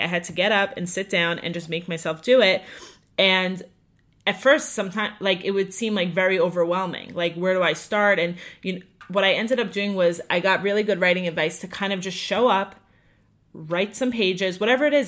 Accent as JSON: {"language": "English", "area": "Five Towns, Long Island", "region": "New York", "country": "United States", "tie": "born or raised there", "also_born_or_lived": "Hewlett, New York", "said": "I grew up in the Five Towns"}